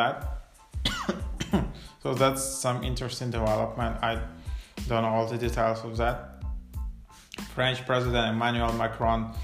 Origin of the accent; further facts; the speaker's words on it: Ukraine; moved away; I'm originally from Ukraine